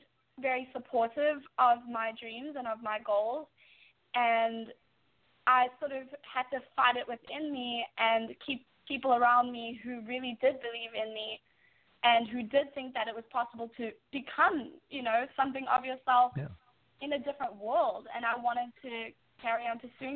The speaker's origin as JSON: {"language": "English", "country": "South Africa", "moved": "yes", "lives_now": "New York, United States", "said": "I'm from such a different country and I'm very proud of my roots"}